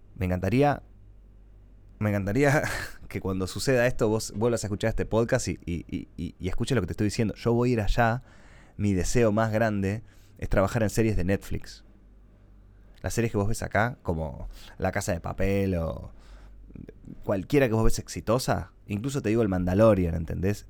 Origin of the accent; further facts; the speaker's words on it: Argentina; un blogger argentino de mucho reconocimiento